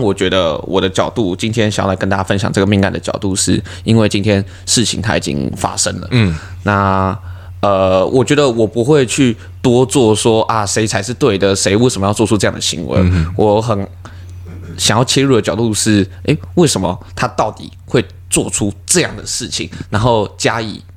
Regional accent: Taiwan; 身为台湾人的话

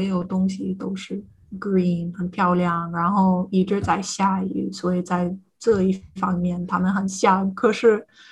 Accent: United States; first language English; Chinese is a second language; now in Ireland; 这也是美国人的问题

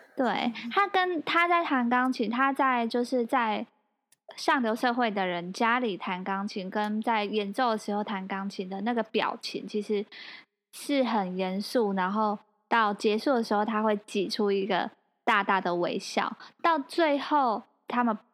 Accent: Kaohsiung, Taiwan; 我们是高雄人

